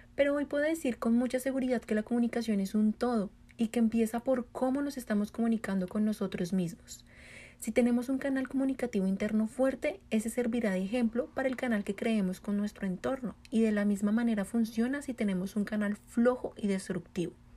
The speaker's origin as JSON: {"language": "Spanish", "country": "Colombia", "moved": "yes", "lives_now": "United States", "said": "soy colombiana, vivo en Estados Unidos"}